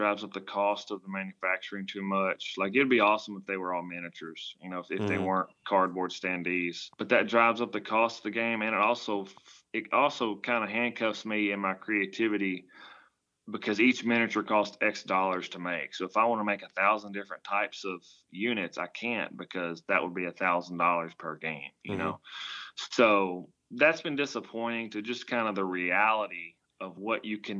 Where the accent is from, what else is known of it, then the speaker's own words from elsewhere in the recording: United States; accent: country; I'm from the country, if you can't tell from my accent